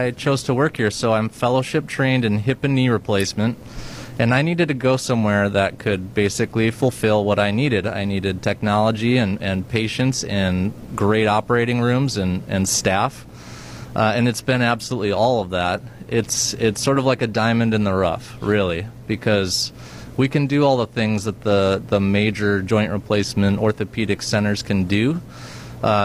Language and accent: English; Rhinelander, Wisconsin, United States; I was born and raised in Rhinelander, Wisconsin